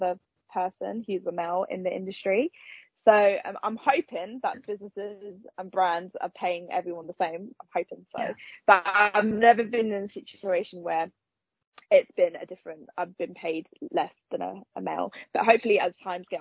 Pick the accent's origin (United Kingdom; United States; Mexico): United Kingdom; Nottingham, East Midlands; I'm from Nottingham